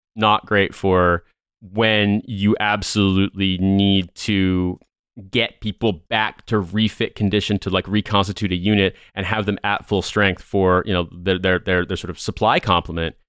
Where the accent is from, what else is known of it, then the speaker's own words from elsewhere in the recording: United States; as an American